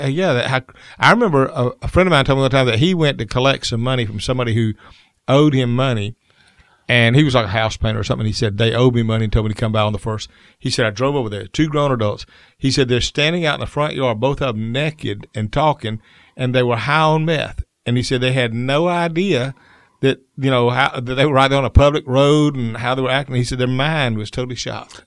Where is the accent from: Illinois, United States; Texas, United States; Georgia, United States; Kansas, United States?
Georgia, United States; Columbus; I was from Columbus